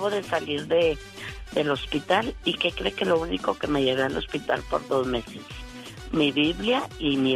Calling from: Denver, Colorado, United States; De Denver, Colorado.

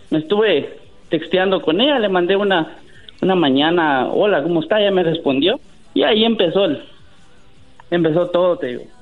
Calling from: Sacramento, California, United States; Eh, aquí de Sacramento, California.

